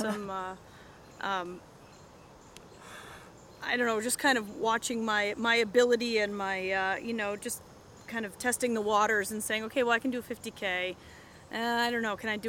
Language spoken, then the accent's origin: English; Vermont, United States; moved away as an adult; also born or lived in Pennsylvania / Delaware; now in Rochester, United States; I grew up in Vermont, and I saw areas of Vermont that you would never see otherwise